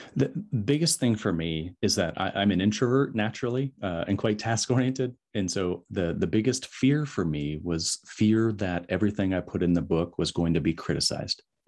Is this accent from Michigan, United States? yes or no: yes; West Michigan, United States; moved away; my hometown in West Michigan